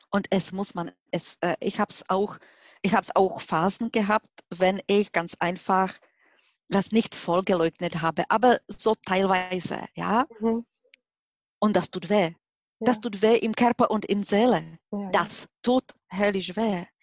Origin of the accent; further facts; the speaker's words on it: Czechia; German is a second language; now in Germany; Sie hören mit meinem Akzent, ich bin nicht Deutsche. Ich bin 1995 nach Deutschland gekommen und dort habe ich gelernt, Deutsch zu sprechen. Mhm. Und heutzutage, wenn ich Deutsch spreche, dann denke ich auch Deutsch. Ich bin Tschechin.